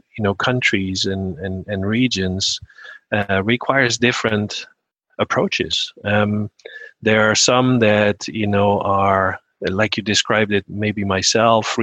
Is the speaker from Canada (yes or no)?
no; Amsterdam, North Holland, Netherlands; moved away as an adult; also born or lived in Germany / Singapore; I'm a Dutch native, born and raised in Amsterdam in the Netherlands